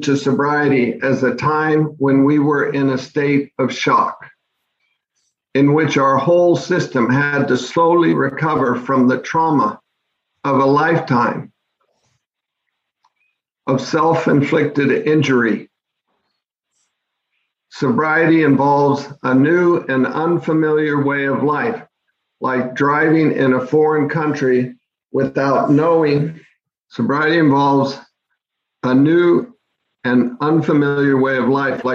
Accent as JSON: {"language": "English", "town": "Bellevue", "region": "Washington", "country": "United States", "tie": "born or raised there", "said": "my home town of Bellevue, Washington"}